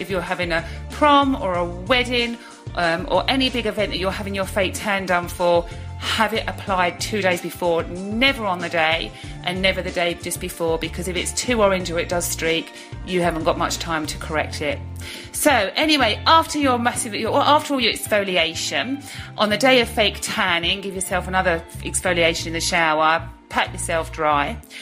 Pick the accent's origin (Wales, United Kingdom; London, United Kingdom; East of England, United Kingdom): East of England, United Kingdom; Brentwood; my hometown of Brentwood